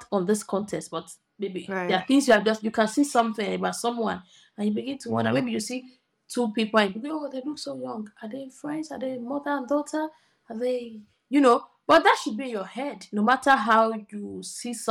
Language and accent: English; Nigeria; as a Nigerian girl